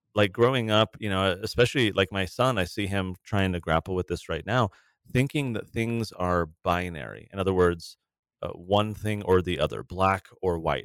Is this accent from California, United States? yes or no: yes; San Diego, California, United States; I grew up in San Diego in the nineties, eighties and nineties